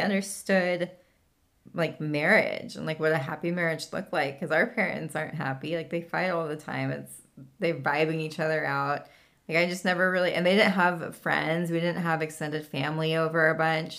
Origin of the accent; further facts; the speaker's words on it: California, United States; moved away as an adult; now in Tennessee, United States; every time I go home